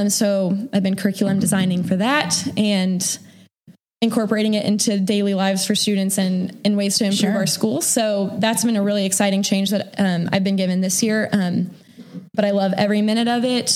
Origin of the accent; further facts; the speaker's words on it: Kansas City, United States; moved away as an adult; also born or lived in Fayetteville, Arkansas; now in Arkansas, United States; I come from Kansas City originally. So I ended up in Arkansas